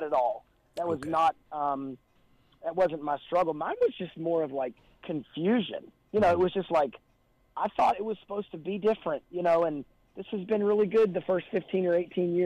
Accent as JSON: {"language": "English", "town": "Louisville", "region": "Kentucky", "country": "United States", "tie": "born or raised there", "said": "I grew up in Louisville, Kentucky, and was the youngest of four kids"}